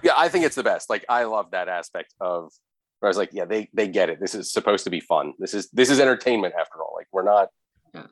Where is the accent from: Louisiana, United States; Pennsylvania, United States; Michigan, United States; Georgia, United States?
Pennsylvania, United States; central; I'm in central Pennsylvania